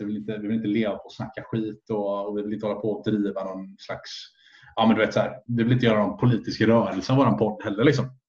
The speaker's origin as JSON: {"language": "Swedish", "country": "Sweden"}